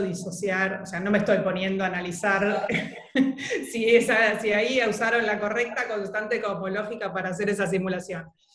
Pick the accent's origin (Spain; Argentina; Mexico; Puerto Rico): Argentina; Buenos Aires; Yo vivía en Núñez